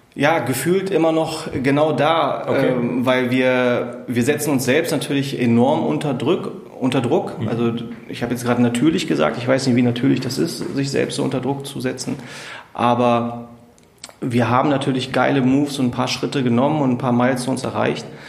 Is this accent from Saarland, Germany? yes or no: no; Braunschweig, Lower Saxony, Germany; Ich bin gebürtiger Braunschweiger